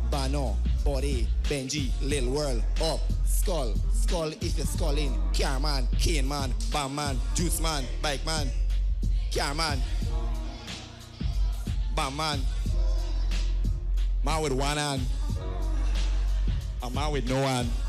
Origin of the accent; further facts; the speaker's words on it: Guyana; Okay, um, where I'm from? I'm from Guyana.